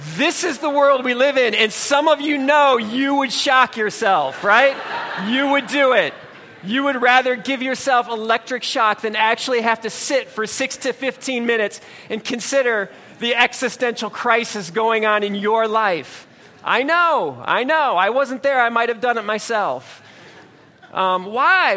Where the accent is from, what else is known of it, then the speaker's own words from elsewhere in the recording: Ohio, United States; moved away as an adult; now in New Jersey, United States; I'm from Ohio